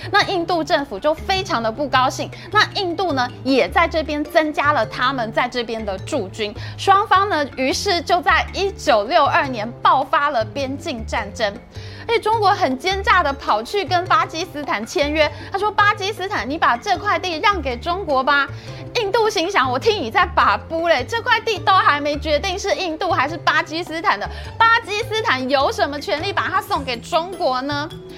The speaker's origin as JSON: {"language": "Chinese", "country": "Taiwan", "said": "我们台湾人"}